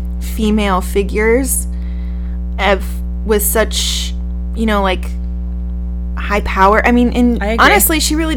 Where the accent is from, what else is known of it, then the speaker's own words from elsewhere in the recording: United States; I'm American